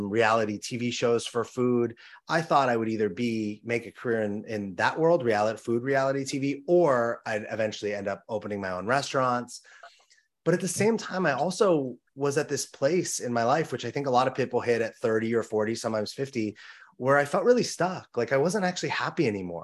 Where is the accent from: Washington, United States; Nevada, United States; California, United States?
California, United States; Los Angeles; I grew up in Los Angeles, California